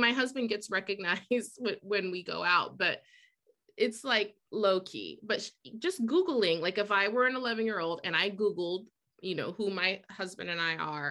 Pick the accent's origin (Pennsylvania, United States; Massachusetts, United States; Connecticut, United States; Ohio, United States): Ohio, United States; Columbus; moved away as an adult; also born or lived in New York City / New Hampshire; now in Boston, United States; growing up in Columbus, Ohio, where I'm from